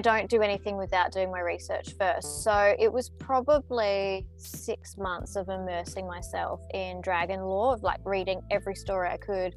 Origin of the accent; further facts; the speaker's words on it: Melbourne, Victoria, Australia; I'm a writer from Australia